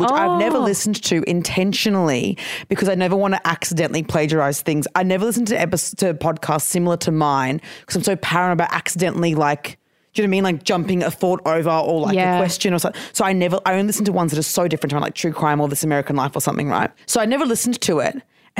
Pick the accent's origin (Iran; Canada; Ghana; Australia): Australia; Queensland; accent: Queensland; is it just my Queensland accent being stronger because I've lived in Queensland still?